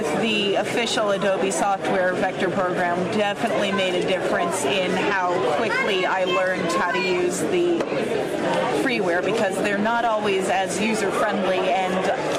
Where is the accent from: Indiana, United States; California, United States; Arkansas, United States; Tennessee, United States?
Indiana, United States; I'm from Indiana, which is a state over.